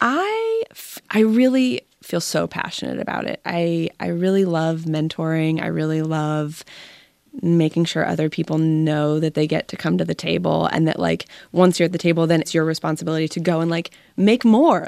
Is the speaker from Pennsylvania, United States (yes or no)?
yes; Pittsburgh, Pennsylvania, United States; I grew up in Pittsburgh